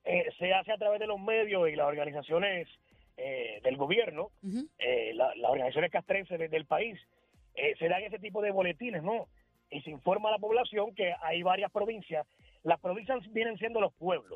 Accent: Puerto Rico; moved away as an adult; now in Dominican Republic; Yo me fui en el 2004 de, de Puerto Rico

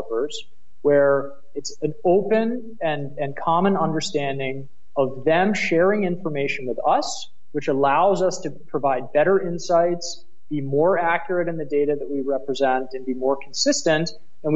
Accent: United States; accent: American; moved away as an adult; now in Berlin, Germany; my American accent

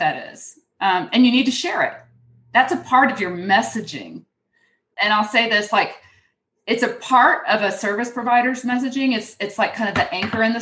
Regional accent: Houston, Texas, United States; accent: twang; moved away; I grew up in Houston

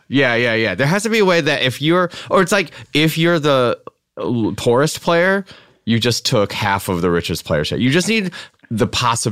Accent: United States; I grew up in the States, but I, you know, my parents like, you know, spoke enough Chinese in the house and my grandparents speak Chinese and whatnot. So I know that my accent is like borderline, like a five-year-old's.

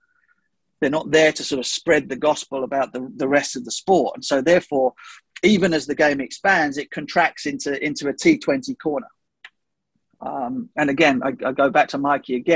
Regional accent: England, United Kingdom; as an English commentator

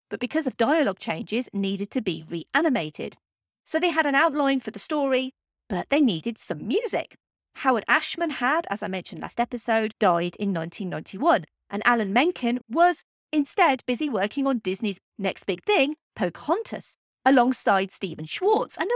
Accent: England, United Kingdom; I'm English

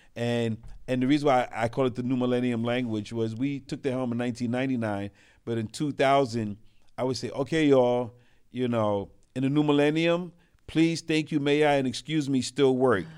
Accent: New York City, New York, United States; also born or lived in Brooklyn / Queens; I was raised in New York City. I'm a city rat

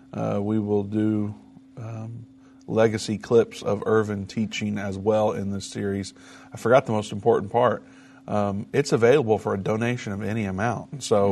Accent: Indiana, United States; Indiana, my home state

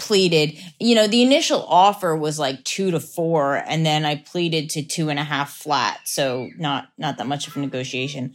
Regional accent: Lancaster, Pennsylvania, United States; Lancaster, Pennsylvania.

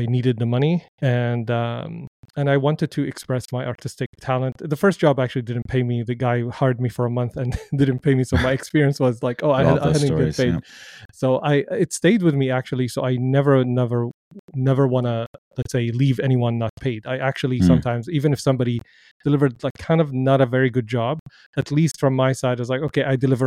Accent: Damascus, Damascus Governorate, Syria; moved away; I grew up in Damascus, Syria.

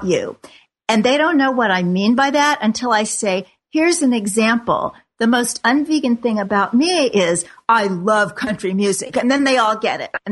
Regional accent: Kansas City, United States; my hometown of Kansas City

